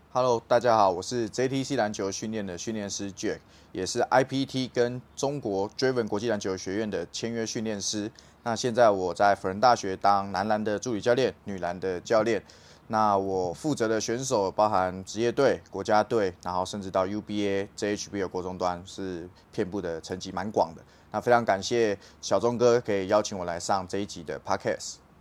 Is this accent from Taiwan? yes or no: yes; Taiwan; 我们台湾人